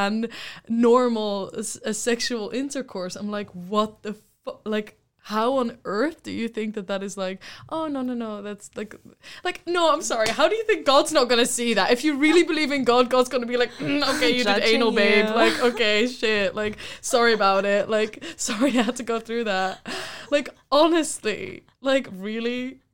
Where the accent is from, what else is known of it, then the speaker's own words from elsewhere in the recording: Amsterdam, North Holland, Netherlands; I grew up in Amsterdam